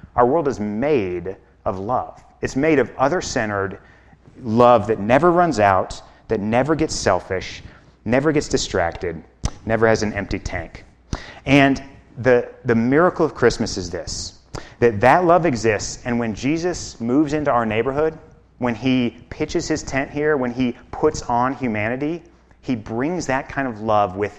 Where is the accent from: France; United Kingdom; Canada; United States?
United States; Chicago, Illinois; moved away as an adult; now in Basalt, United States; I'm from Chicago